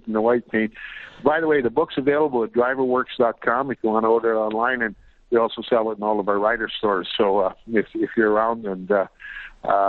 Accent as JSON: {"language": "English", "town": "Regina", "region": "Saskatchewan", "country": "Canada", "tie": "born or raised there", "said": "I'm born and raised in Regina, Saskatchewan"}